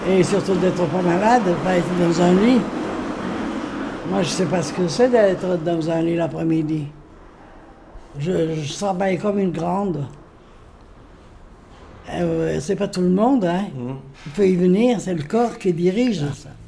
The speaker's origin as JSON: {"language": "French", "town": "Saint-Étienne", "region": "Auvergne-Rhône-Alpes", "country": "France", "said": "Et voilà, alors moi je suis Stéphanoise de nouveau."}